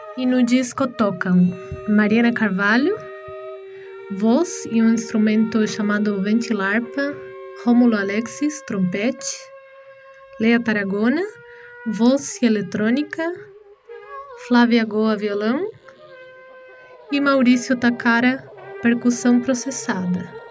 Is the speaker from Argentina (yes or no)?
yes; Argentina; moved away as an adult; now in São Paulo, Brazil; Nasci na Argentina e moro no Brasil